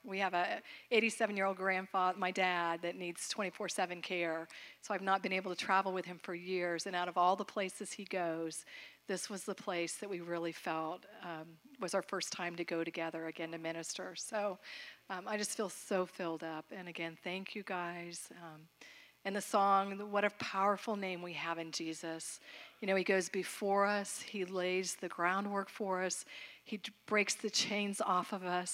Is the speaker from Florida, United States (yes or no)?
yes; Florida, United States; I grew up in Florida, but we're not Southern